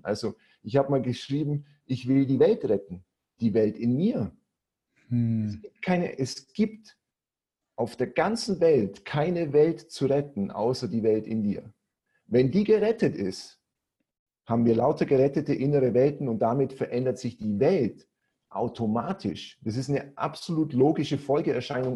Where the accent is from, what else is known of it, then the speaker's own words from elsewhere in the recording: Augsburg, Bavaria, Germany; accent: Swabian; moved away as an adult; now in Cyprus; ich komme aus Augsburg, ne, auf Schwäbisch, Mai Bur